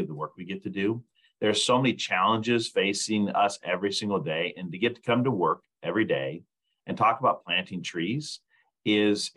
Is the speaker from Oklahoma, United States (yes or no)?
no; Lincoln, Nebraska, United States; moved away as an adult; I grew up in Lincoln, Nebraska, moved away for several years and moved back here to work for the Arbor Day Foundation